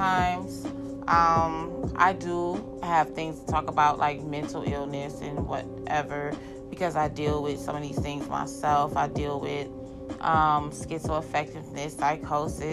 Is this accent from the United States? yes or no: yes; Cleveland, Ohio, United States; I do stay in Ohio, and I'm from Superior. I'm from 123rd of Superior